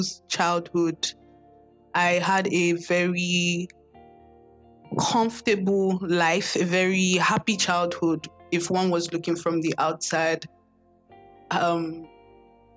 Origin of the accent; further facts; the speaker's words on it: Lagos, Nigeria; I grew up in Lagos, Nigeria, born and bred in Lagos